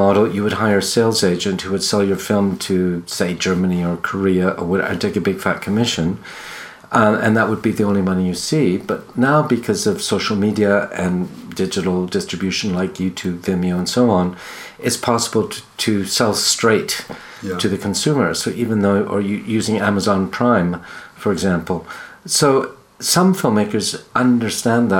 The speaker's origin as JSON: {"language": "English", "town": "Toronto", "region": "Ontario", "country": "Canada", "tie": "born or raised there", "moved": "yes", "said": "back in Toronto, my hometown, art school"}